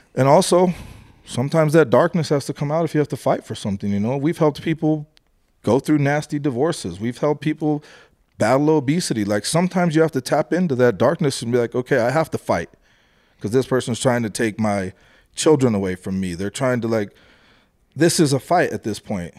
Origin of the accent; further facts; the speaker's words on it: Colorado, United States; I'm from Colorado.